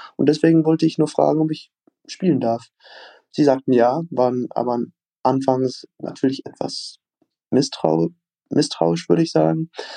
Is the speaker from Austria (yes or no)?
no; United States; German is a second language; moved away as an adult; now in Nuremberg, Germany; ich komme aus den USA, ich bin seit drei, Monat, drei Monaten in Deutschland